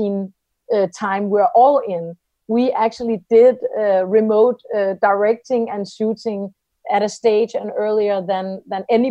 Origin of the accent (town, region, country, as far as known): Denmark